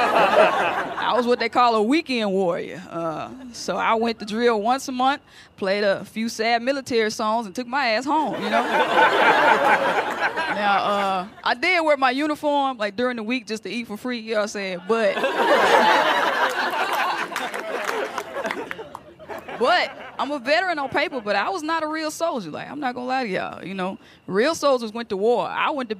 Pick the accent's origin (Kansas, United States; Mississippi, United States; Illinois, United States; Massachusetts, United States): Mississippi, United States; Jackson; moved away as an adult; now in New York, United States; I grew up in Jackson, Mississippi. That's my hometown. That's where I was born and raised. But I live in New York now